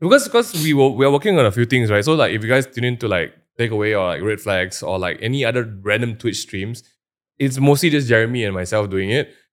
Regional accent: Malaysia; as a Malaysian going there

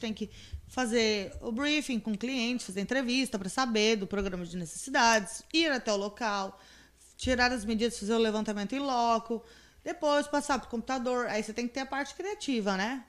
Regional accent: Campo Grande, Mato Grosso do Sul, Brazil; now in Confresa, Brazil; Lá de Campo Grande, da minha terra

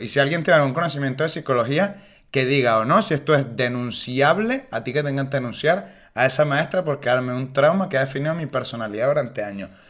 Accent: Venezuela; now in Spain; vengo de un lugar donde la libertad de expresión está cuartada

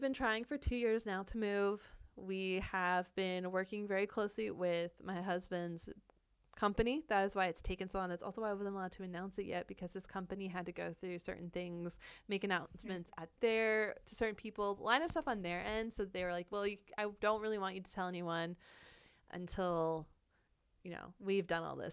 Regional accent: Florida, United States; moved away as an adult; now in Seattle, United States; we're from Florida

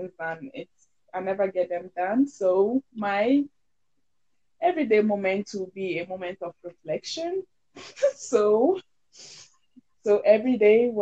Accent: Ghana; now in United States

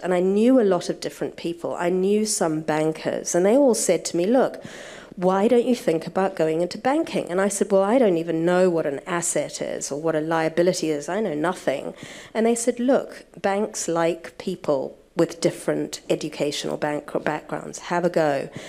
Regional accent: New Zealand; moved away; I went back to New Zealand. I was born in New Zealand

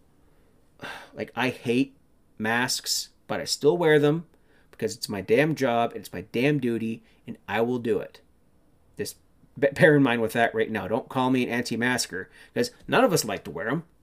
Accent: Canada; I'm Canadian

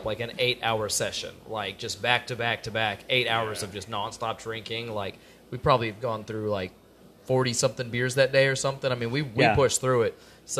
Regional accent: Tomball, Texas, United States; I grew up in Tomball.

